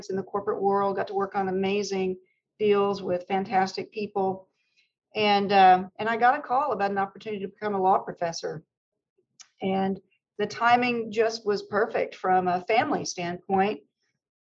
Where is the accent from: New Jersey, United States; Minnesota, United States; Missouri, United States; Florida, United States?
Missouri, United States; Neosho; now in Oklahoma, United States; I grew up in Neosho, Missouri, which is a small town not far from Joplin